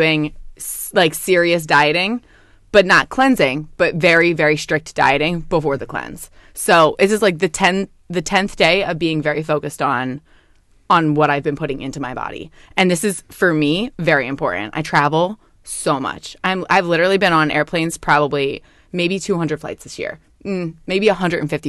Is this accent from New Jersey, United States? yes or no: yes; Sicklerville, New Jersey, United States; I grew up in South Jersey. I went to a high school called Timber Creek, Sticklerville, New Jersey